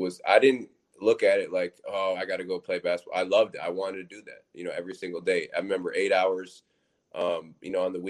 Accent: Michigan, United States; now in Syracuse, United States; I was born in Michigan

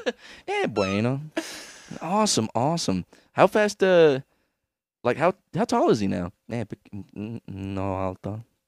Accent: Puerto Rico; I'm actually Puerto Rican.

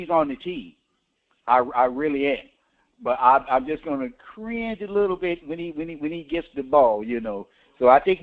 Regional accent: Tampa Bay area, Florida, United States; I've been born and raised in the Tampa Bay area

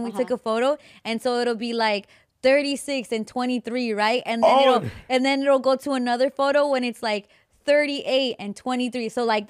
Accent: Yucatán, Mexico

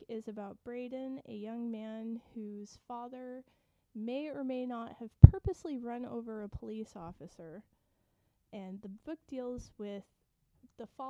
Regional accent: Ceres, California, United States; my hometown, which is Ceres, Ceres

